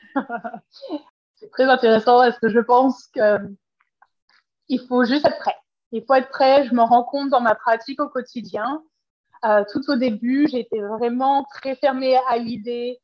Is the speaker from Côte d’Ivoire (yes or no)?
no; Paris region, Île-de-France, France; moved away as an adult; now in Vancouver, Canada; je suis originaire de la France et de la région parisienne